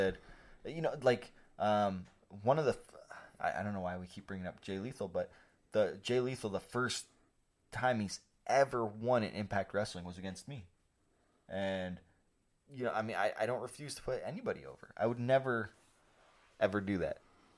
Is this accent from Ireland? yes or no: no; Canada; I'm Canadian